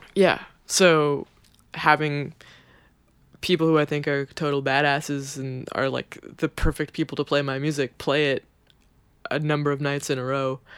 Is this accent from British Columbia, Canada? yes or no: yes; Kelowna, British Columbia, Canada; now in New York, United States; My parents don't live in my hometown anymore. They live in Vancouver